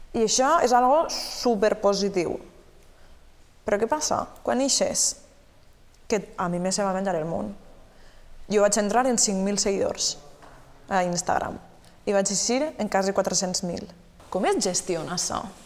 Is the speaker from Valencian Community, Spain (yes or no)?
yes; Beniarrés, Valencian Community, Spain; el meu poble